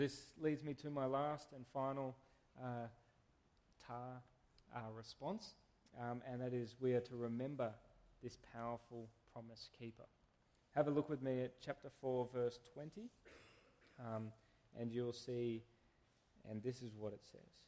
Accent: Canberra, Australian Capital Territory, Australia; moved away; I come from Canberra

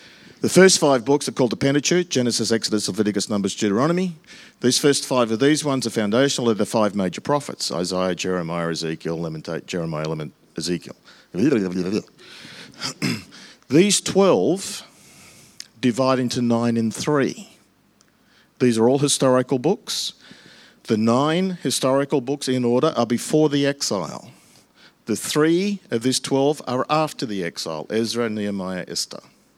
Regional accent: England, United Kingdom; But ours is right because we're English, and that's the structure.

